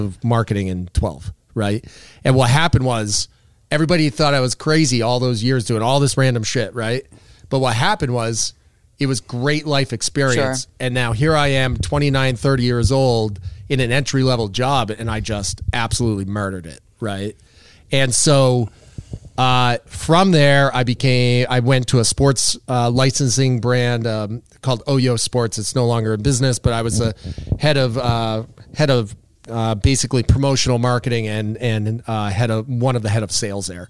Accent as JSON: {"language": "English", "area": "Cape Cod", "region": "Massachusetts", "country": "United States", "tie": "born or raised there", "said": "one of my best friends I grew up with on the Cape"}